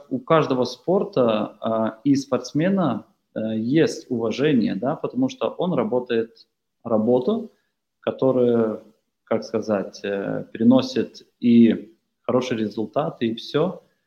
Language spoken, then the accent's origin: Russian; Lithuania